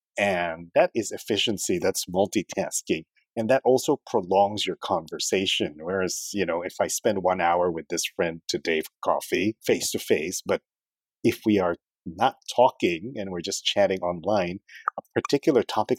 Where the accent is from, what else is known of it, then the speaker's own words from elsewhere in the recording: Philippines; also born or lived in Canada / Uzbekistan; now in Singapore; when I was in the Philippines, I was Chinese, because I'm a Filipino Chinese, from a Filipino Chinese family.